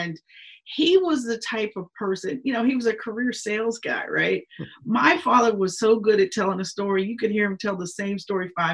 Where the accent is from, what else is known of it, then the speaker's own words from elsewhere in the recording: Pittsburgh, Pennsylvania, United States; moved away as an adult; now in Philadelphia, United States; My first job I got out of college was in Pittsburgh at the NBC station in my hometown.